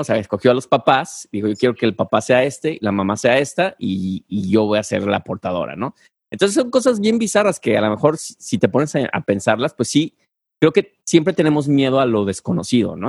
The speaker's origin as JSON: {"language": "Spanish", "town": "Guadalajara", "region": "Jalisco", "country": "Mexico", "said": "yo soy de Guadalajara"}